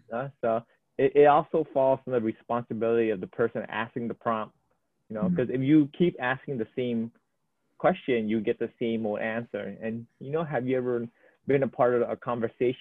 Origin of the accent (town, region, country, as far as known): Oahu, Hawaii, United States; born or raised there